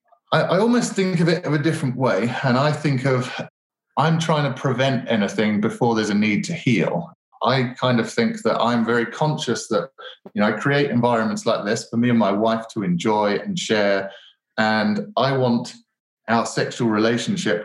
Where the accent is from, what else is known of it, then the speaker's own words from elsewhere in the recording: Colchester, East of England, United Kingdom; accent: British; you might notice my British accent, and I was lucky enough to grow up in Colchester, which is England's very oldest town